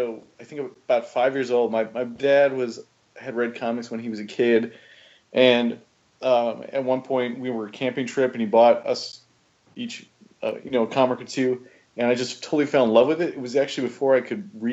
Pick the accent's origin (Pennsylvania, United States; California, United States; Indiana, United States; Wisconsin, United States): Wisconsin, United States; Wausau; moved away as an adult; also born or lived in Eau Claire, Wisconsin / Minneapolis, Minnesota; now in Chicago, United States; I was born in Wausau, at the old Wausau Hospital, and then I grew up in Ringgold